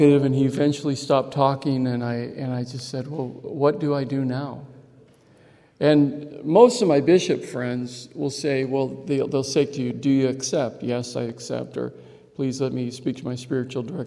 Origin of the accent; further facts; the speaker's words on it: Chandler, Arizona, United States; also born or lived in Navajo Reservation, Arizona; I grew up in Chandler, Arizona